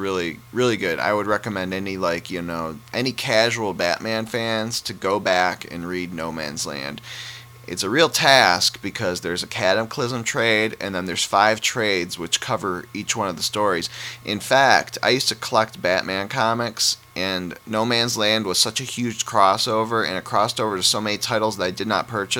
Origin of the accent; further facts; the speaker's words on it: Detroit, Michigan, United States; I'm from Detroit